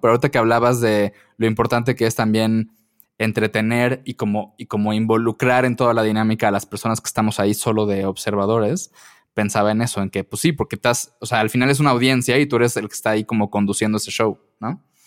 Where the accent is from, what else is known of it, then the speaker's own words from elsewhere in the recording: Mérida, Yucatán, Mexico; yo soy de Mérida